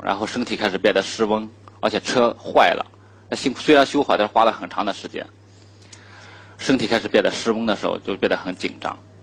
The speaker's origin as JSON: {"language": "Chinese", "country": "China", "said": "我们中国人"}